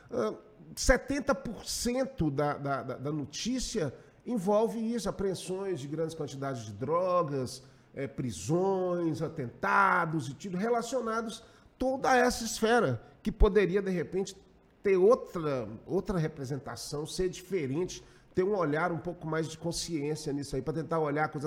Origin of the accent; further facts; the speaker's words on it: Pará, Brazil; Eu sou paraense, cara.